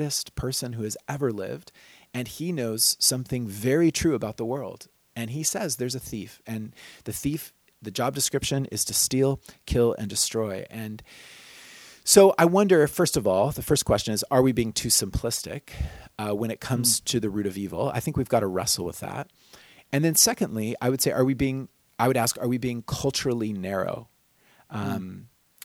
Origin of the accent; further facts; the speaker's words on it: United States; as an American kid growing up